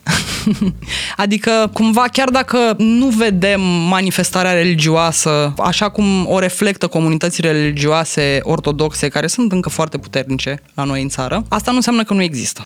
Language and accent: Romanian; Romania; noi ca români